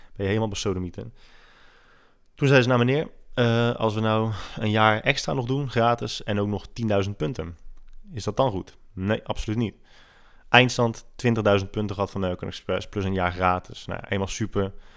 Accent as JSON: {"language": "Dutch", "country": "Netherlands", "said": "als Nederlanders"}